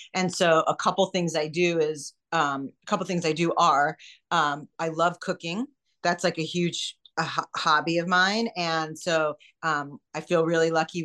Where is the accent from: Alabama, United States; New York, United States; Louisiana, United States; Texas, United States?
New York, United States; moved away as an adult; now in California, United States; I'm a New Yorker and I moved out here for my husband